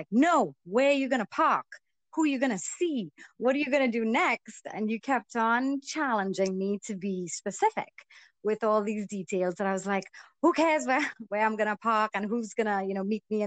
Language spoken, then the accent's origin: English; Trinidad & Tobago; also born or lived in Canada; I'm born and raised in Trinidad.